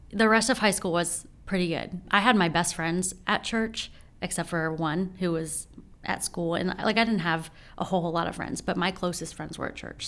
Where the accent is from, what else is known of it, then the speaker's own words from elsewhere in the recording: Frederick, Maryland, United States; born and raised right here in Frederick.